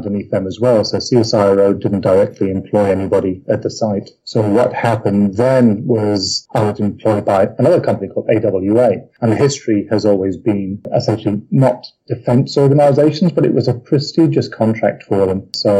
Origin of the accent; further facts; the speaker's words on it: South Africa; also born or lived in England; I suppose my formative years were actually spent in South Africa, originally English. My family went out to South Africa in my early teens, turned to the UK